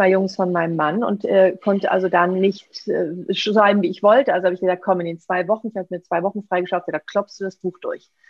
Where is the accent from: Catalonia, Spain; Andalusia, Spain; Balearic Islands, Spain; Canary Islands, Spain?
Andalusia, Spain; Seville; das spanische Weihnachtsgebäck, die Polverones aus meiner Heimat, aus Sevilla